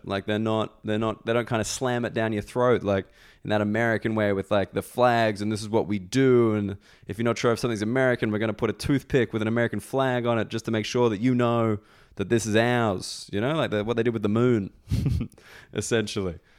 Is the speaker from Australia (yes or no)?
yes; Australia; moved away; I'm Australian